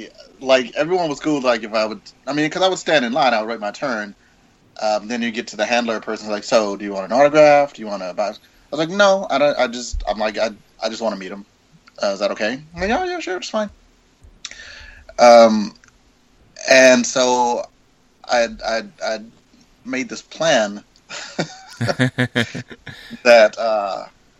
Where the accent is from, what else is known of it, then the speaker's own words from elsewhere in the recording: the South, United States; I'm from the South.